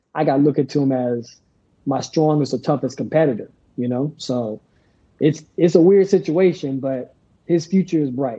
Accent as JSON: {"language": "English", "country": "United States", "said": "as American athletes who represent the United States of America"}